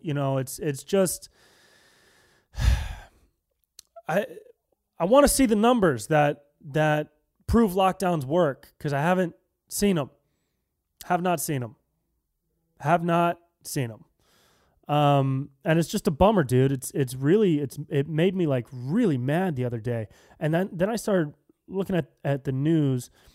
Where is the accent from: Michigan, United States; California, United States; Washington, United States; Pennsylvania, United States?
California, United States; Davis; moved away; I'm from Northern California. I'm, I, I was born and raised in Davis